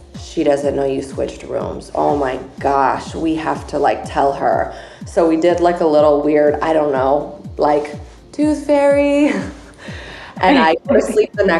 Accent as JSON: {"language": "English", "town": "San Diego", "region": "California", "country": "United States", "also_born_or_lived": "Chicago", "moved": "as an adult", "said": "I'm originally from San Diego, which is where I am today, but I lived in Chicago for 10 years"}